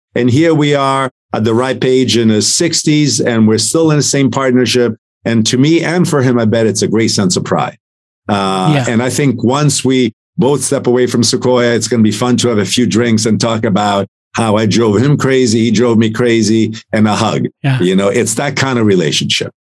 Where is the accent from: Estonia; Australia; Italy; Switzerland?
Italy; now in United States; I'm an immigrant from Italy.